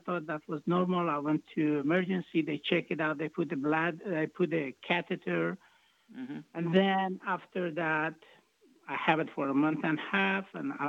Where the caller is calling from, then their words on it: Texas, United States; I'm calling from Texas, and I do have, I'm 65 years old